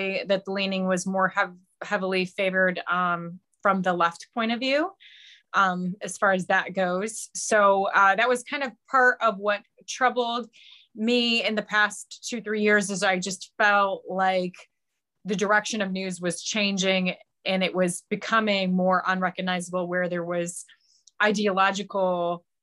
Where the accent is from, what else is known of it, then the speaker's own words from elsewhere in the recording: Northwest Ohio, United States; I was born and raised in Northwest Ohio, which is very much on the border of Michigan